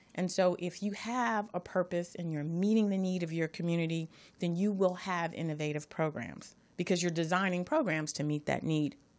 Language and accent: English; Los Angeles, California, United States; I'm from Watts